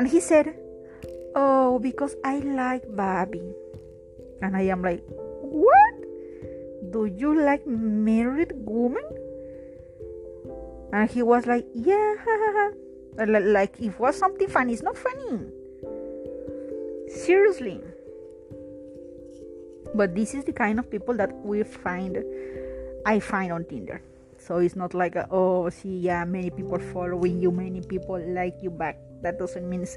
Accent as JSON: {"language": "English", "country": "Peru", "moved": "yes", "lives_now": "India"}